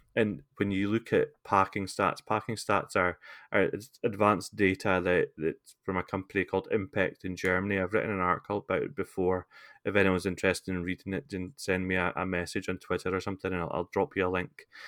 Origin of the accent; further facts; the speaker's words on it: Scotland, United Kingdom; I'm not a Scotsman